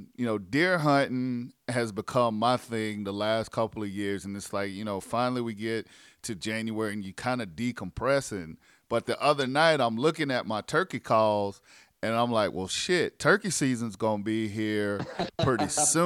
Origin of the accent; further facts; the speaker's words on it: South Carolina, United States; moved away as an adult; now in Georgia, United States; I'm from South Carolina, born and raised